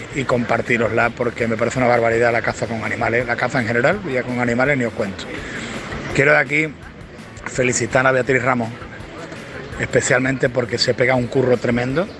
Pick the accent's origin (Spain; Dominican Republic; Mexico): Spain; Cádiz, Andalusia; also born or lived in Seville; yo soy sevillano, pero me he criado en Cádiz